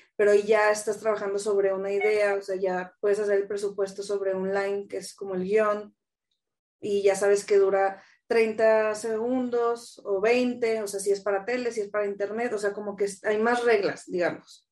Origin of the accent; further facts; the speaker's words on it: Torreón, Coahuila, Mexico; moved away as an adult; now in Mexico City, Mexico; Soy de Torreón, le voy al Santos. Mm, llevo acá en la Ciudad de México, voy a cumplir 12 años ya. Pues me fui en el 2010, tenía 21, bien chiquilla